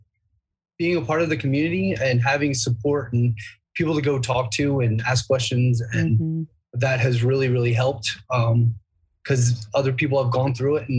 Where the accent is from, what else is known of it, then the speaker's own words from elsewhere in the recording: Pennsylvania, United States; also born or lived in Virginia; now in Maine, United States; I grew up in Pennsylvania, lived in Virginia